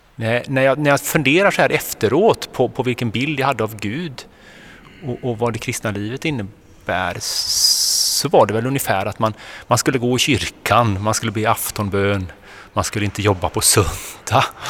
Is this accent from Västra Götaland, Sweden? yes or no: yes; Kungälv, Västra Götaland, Sweden; jag är uppväxt på västkusten, jag kommer från Kungälv